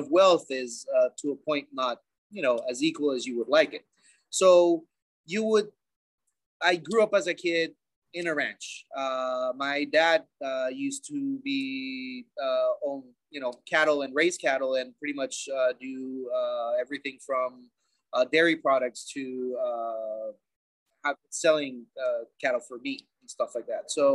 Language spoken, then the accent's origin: English; Bolivia; growing up in Bolivia is, as any other South American third world country, it's unique